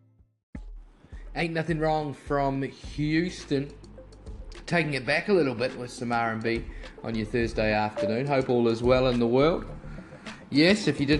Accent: New Zealand; as a Kiwi, as a kid

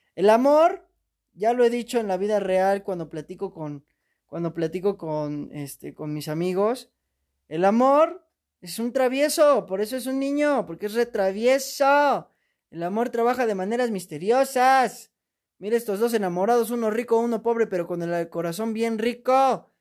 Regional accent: Mexico; soy mexicano

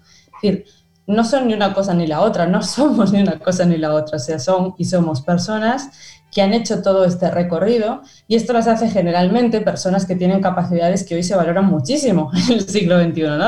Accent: Spain; moved away as an adult; also born or lived in France; now in Argentina; yo me fui de España eh, porque me tocó la gran crisis de 2008

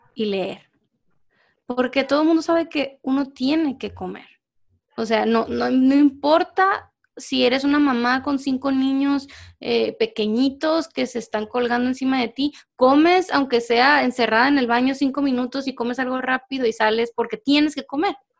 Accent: Mexico; now in Guatemala; yo soy mexicana, vivo en Guatemala, pero soy mexicana

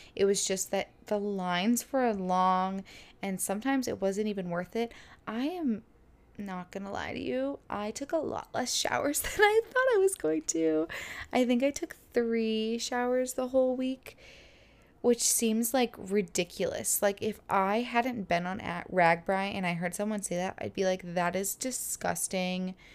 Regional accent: Florida, United States; I'm from Florida

